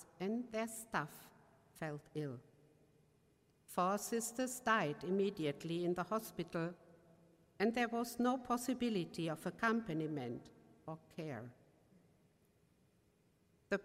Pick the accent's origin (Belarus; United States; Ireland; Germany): Germany; accent: German; English is a second language; my German accent